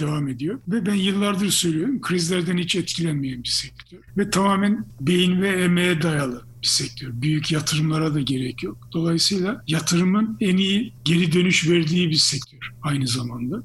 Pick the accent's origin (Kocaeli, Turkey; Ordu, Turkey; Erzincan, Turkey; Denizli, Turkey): Ordu, Turkey; Gölköy; moved away as an adult; also born or lived in England; ben o köyde doğdum büyüdüm